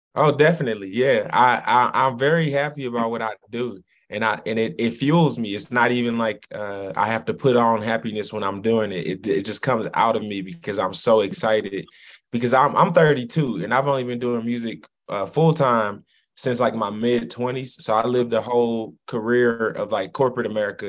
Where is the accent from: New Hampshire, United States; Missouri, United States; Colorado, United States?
Missouri, United States; St. Louis; My grandparents' address was 12 11 uh, in St. Louis